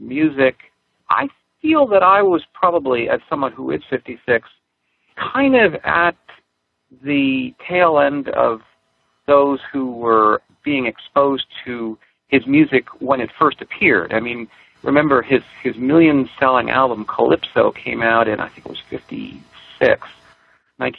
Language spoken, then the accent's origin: English; New York City, New York, United States; I grew up in Manhattan on the Upper West Side